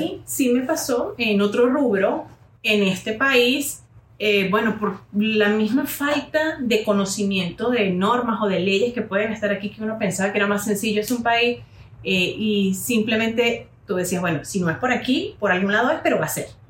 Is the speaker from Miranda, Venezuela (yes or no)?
no; San Cristóbal, Táchira, Venezuela; yo estaba en ese momento en San Cristóbal, Táchira, Venezuela, de donde soy